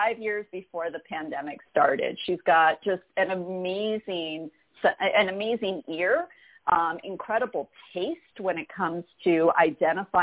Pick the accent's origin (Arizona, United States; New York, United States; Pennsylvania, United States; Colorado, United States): New York, United States; also born or lived in Chicago; now in California, United States; I'm originally from New York. I just kind of kept gradually making my way west until I landed in California